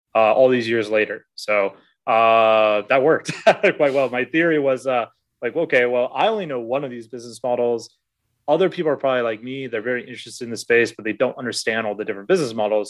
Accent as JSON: {"language": "English", "region": "Alaska", "country": "United States", "tie": "born or raised there", "moved": "as an adult", "lives_now": "Vietnam", "said": "I'm originally from Alaska, uh, born and raised there."}